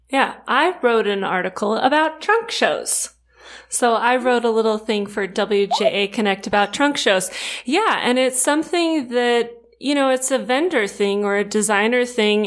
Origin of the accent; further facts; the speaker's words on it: Rancho Cucamonga, California, United States; I grew up in Southern California too. I'm from Rancho Cucamonga